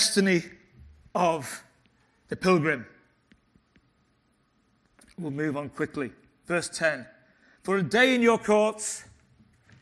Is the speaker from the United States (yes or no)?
no; Liverpool, North West England, United Kingdom; I was born in Liverpool